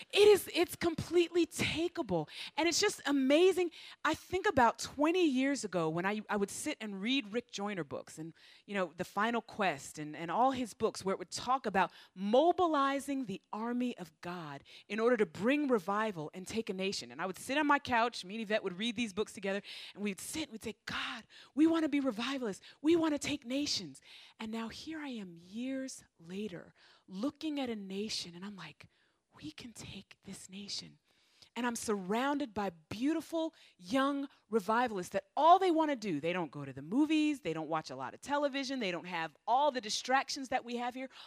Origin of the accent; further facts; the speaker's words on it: United States; moved away; me being an American